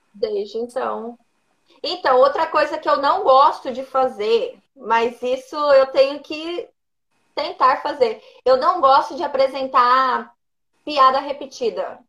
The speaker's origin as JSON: {"language": "Portuguese", "town": "Colíder", "region": "Mato Grosso", "country": "Brazil", "tie": "born or raised there", "lives_now": "Cuiabá, Brazil", "said": "Em Colíder, no interior aqui do Mato Grosso."}